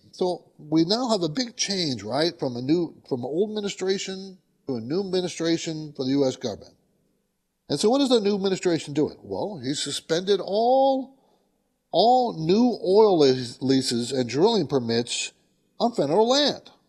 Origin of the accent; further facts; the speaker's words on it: San Diego, California, United States; You know, I grew up in San Diego. People don't know that, but my dad was in the Navy and stationed in San Diego.